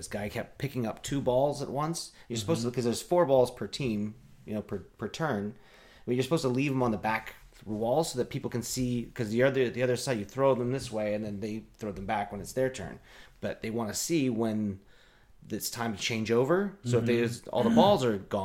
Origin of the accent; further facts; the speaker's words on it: Eugene, Oregon, United States; moved away; I grew up in Eugene where everything was, you know, expanding so quickly